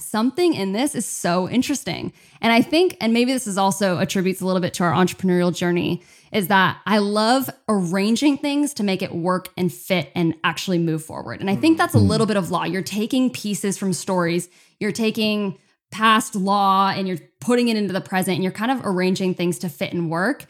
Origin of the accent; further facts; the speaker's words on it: California, United States; also born or lived in Chicago, Illinois; I'm American. Uh, uh-huh. Born Chicago, moved over to California when I was just a baby with my family